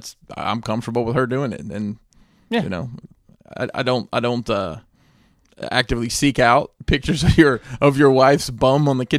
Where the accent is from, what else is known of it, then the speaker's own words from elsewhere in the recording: Decatur, Alabama, United States; Well. Decatur, Alabama, and right on the water is the Meow Mix plant.